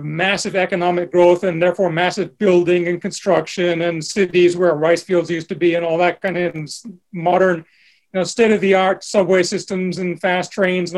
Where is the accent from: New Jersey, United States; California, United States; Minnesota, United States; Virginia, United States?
New Jersey, United States; moved away; growing up in New Jersey